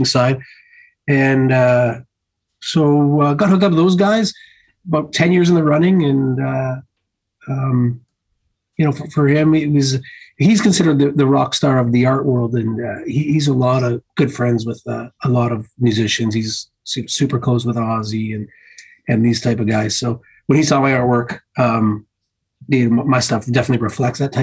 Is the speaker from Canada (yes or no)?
yes; Canada; us being Canadian